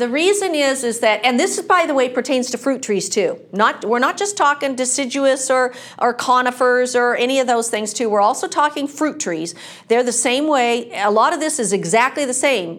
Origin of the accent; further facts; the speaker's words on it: Washington, United States; moved away as an adult; now in California, United States; I'm not from California. I'm from Washington State